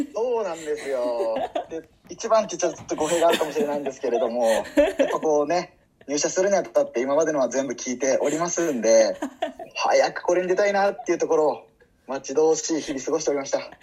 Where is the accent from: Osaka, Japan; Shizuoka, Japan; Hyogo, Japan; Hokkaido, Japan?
Osaka, Japan; northern; accent: Kansai dialect; moved away as an adult; now in Tokyo, Japan; もともと大阪の出身なので、まあ、実家に帰り、まあ、大阪に23年も住んでたので